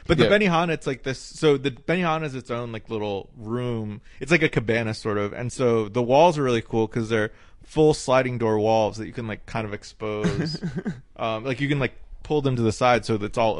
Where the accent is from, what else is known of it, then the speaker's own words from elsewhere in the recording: Knoxville, Tennessee, United States; moved away as an adult; also born or lived in North Carolina / Portland; I was born in North Carolina, and then we lived in Portland for a year, and then I lived in Tennessee from second grade until college.